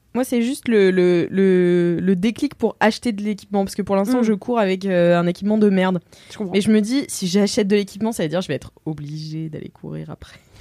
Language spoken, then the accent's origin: French; Nantes, Pays de la Loire, France; now in Paris, France; je suis nantaise